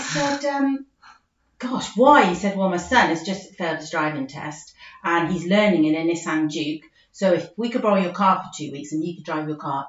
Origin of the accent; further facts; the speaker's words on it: United Kingdom; We're very British and think if we own our own house, we've really achieved something, don't we?